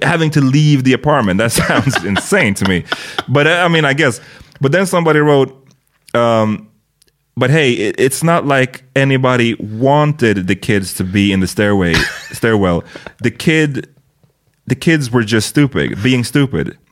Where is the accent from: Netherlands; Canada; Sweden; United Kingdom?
Sweden; I'm born in Sweden.